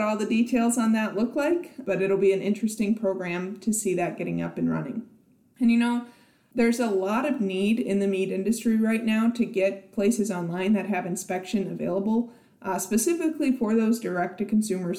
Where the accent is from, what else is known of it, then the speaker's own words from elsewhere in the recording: South Dakota, United States; now in Nebraska, United States; my home state of South Dakota